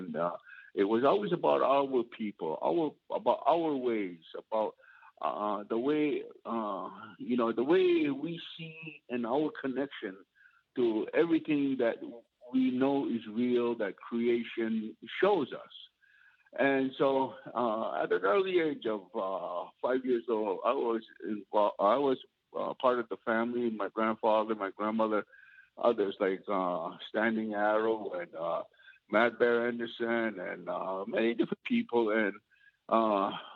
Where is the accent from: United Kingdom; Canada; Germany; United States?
Canada; Kahnawake, Quebec; also born or lived in Omaha Valley; growing up in Caughnawaga and always being at the Longhouse